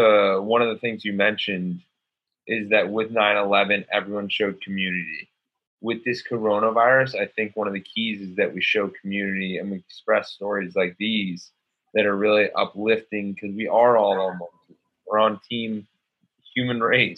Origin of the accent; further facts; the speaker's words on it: Ridgewood, New Jersey, United States; I grew up in Ridgewood, New Jersey